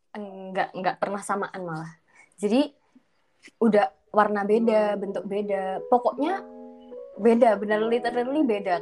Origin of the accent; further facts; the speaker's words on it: Sidoarjo, East Java, Indonesia; aku orang Sidoarjo